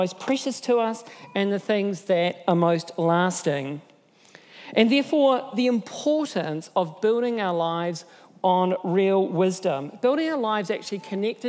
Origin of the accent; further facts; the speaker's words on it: Nelson, New Zealand; moved away; I'm from Nelson, and that's my hometown